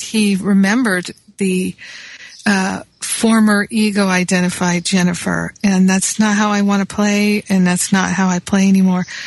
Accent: Rhode Island, United States; moved away; also born or lived in Michigan / Manhattan, New York; I grew up in Rhode Island as well as Michigan.

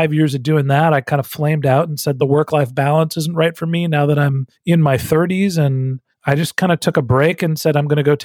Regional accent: Northern California, United States; moved away as an adult; also born or lived in Texas; I'm from Northern California

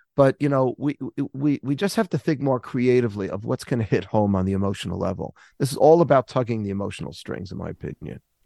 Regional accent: United States; I'm an American Jew

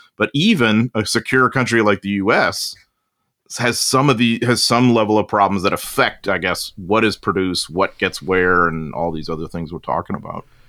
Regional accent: United States; as an American and a U S historian

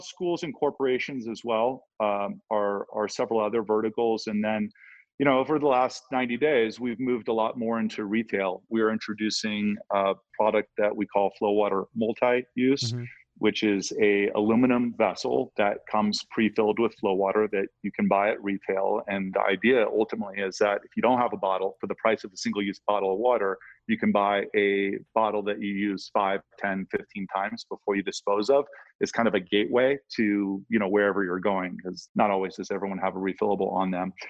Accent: Ohio, United States; I'm from Ohio

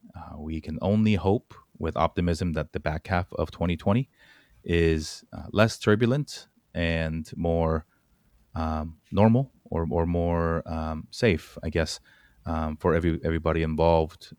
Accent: California, United States; I grew up at a place in Fort Lauderdale, California that was, like, super Korean

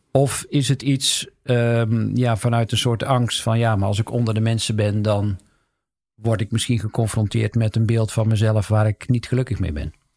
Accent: the South, North Brabant, Netherlands; ik kom uit Zuiden

